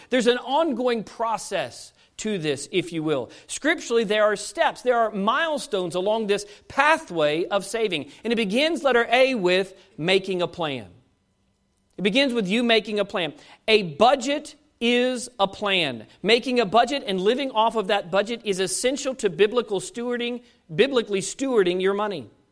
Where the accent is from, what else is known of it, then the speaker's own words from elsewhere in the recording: United States; as an American